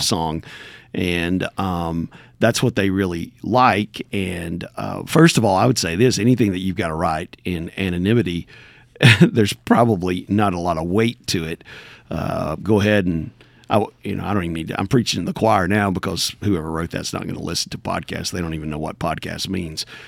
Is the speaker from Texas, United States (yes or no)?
no; Backwoods, Tennessee, United States; I'm from Backwoods, Tennessee